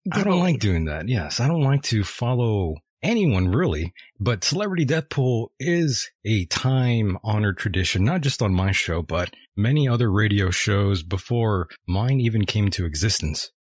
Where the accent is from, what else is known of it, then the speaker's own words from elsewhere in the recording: United States; we're American